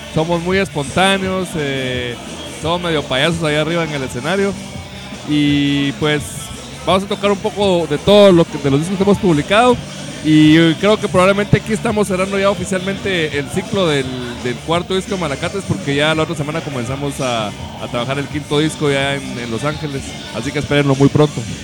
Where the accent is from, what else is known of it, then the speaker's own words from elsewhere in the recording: Guatemala; llevar la música de Guatemala y visitar a todos nuestros paisanos